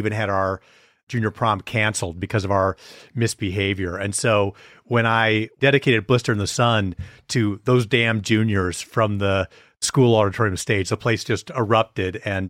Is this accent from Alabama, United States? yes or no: no; Wisconsin, United States; moved away as an adult; also born or lived in Beaver Dam / Green Bay / De Pere / Milwaukee; So I grew up in a few different places in Wisconsin, Beaver Dam, went to high school in Green Bay.